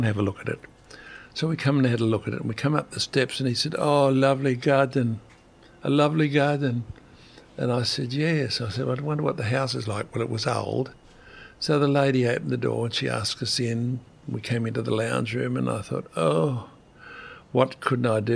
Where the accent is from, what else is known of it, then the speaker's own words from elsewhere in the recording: Australia; me being Australian